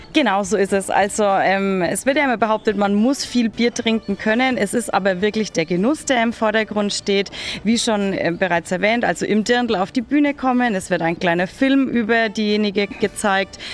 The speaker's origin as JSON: {"language": "German", "area": "Franconia", "region": "Bavaria", "country": "Germany", "said": "bei uns in Franken"}